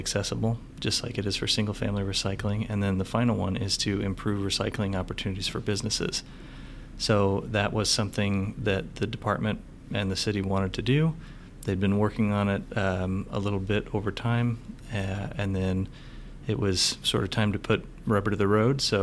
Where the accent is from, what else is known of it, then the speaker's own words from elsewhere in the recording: Northwest, United States; moved away as an adult; now in San Antonio, United States; I'm originally from the Northwest. I came down here and started with the city of San Antonio about 10 years ago